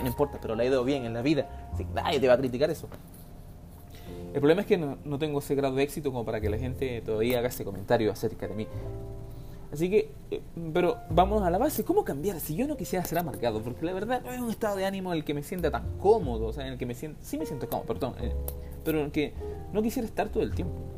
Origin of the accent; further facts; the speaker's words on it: Venezuela; now in Chile; Yo como venezolano